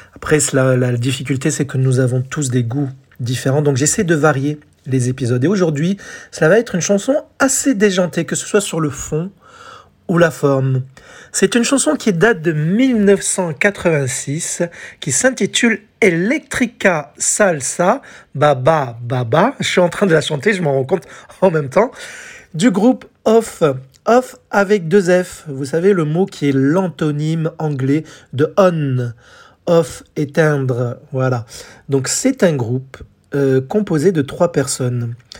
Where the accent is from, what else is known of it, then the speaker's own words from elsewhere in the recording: France; en France, chez nous